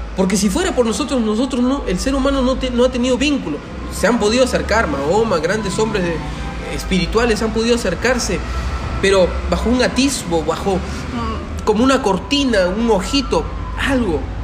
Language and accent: Spanish; Peru; somos entre peruanos